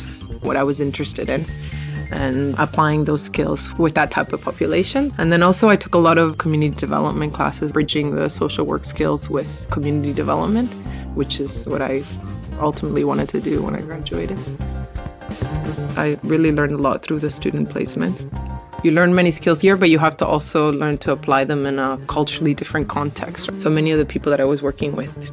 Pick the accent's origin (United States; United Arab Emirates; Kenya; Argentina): Argentina; also born or lived in Toronto, Canada; now in Canada; I'm originally from Argentina, and I went back after I graduated from university